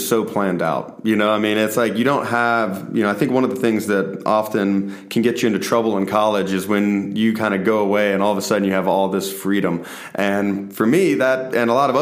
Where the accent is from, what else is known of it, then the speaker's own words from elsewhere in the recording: Stone Mountain, Georgia, United States; also born or lived in Tucker, Georgia; Stone Mountain, Georgia. When I spent my whole childhood there in Tucker and Stone Mountain